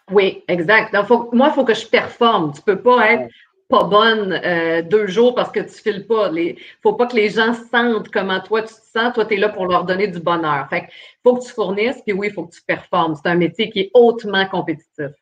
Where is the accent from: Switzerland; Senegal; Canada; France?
Canada; Port-Cartier, Quebec; moved away; je suis une fille de la Côte-Nord